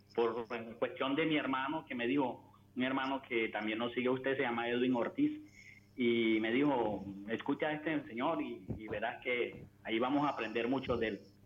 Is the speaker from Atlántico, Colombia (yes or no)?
yes; Barranquilla, Atlántico, Colombia; Barranquilla, Colombia